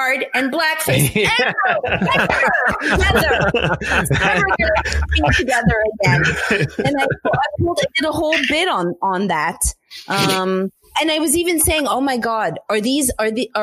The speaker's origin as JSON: {"language": "English", "town": "Montreal", "region": "Quebec", "country": "Canada", "tie": "born or raised there", "moved": "yes", "lives_now": "United States", "said": "I grew up in Montreal"}